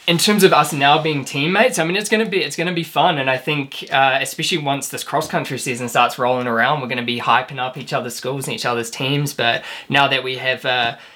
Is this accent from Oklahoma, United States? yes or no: no; Flagstaff, Arizona, United States; this is my hometown